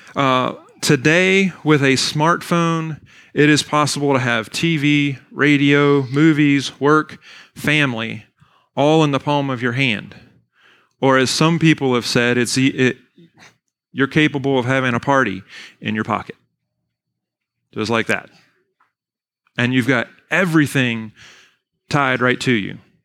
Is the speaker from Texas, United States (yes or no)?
no; Weyers Cave, Virginia, United States; also born or lived in Bari, Italy; I was born and raised in Weir's Cave, Virginia, went to Fort Defiance High School